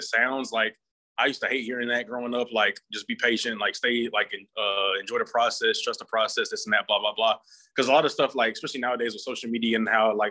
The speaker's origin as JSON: {"language": "English", "town": "Anderson", "region": "South Carolina", "country": "United States", "also_born_or_lived": "Charleston, South Carolina / Boston, Massachusetts / Clemson, South Carolina", "moved": "as an adult", "said": "I'm originally from Anderson, South Carolina."}